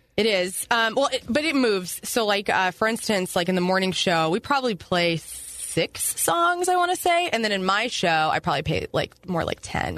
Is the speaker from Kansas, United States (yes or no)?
no; Carbondale, Illinois, United States; also born or lived in Columbia, Illinois; now in St. Louis, United States; I moved there in uh, when I was 13, so I'm originally from near Carbondale, Illinois